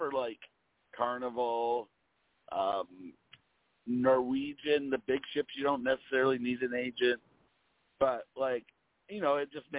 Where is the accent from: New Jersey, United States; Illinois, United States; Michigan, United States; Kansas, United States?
Michigan, United States; Pinconning; also born or lived in Detroit, Michigan; now in Florida, United States; Now I'm based out of Florida, but you know, I'm originally from Pinconny, Michigan, which is by Bay City, Saginaw.